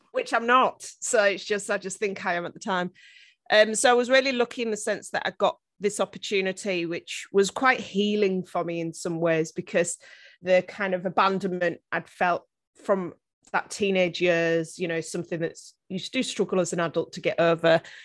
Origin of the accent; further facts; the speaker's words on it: northeast coast of England, North East England, United Kingdom; I actually grew up on the northeast coast of England, as you can probably tell by my very strong Game of Thrones accent.